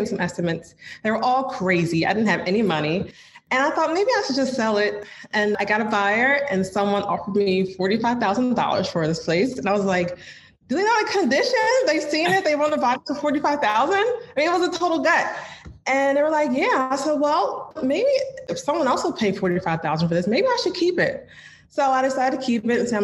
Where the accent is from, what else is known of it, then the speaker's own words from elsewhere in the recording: New Jersey, United States; moved away as an adult; now in Philadelphia, United States; I'm actually from New Jersey, but I moved to Philly